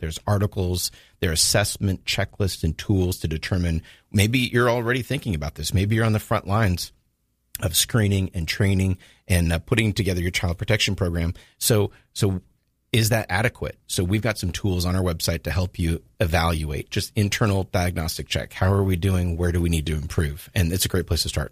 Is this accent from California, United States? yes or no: yes; Southern California, United States; moved away as an adult; also born or lived in Louisville, Kentucky; now in Jacksonville, United States; I spent most of my life growing up in Southern California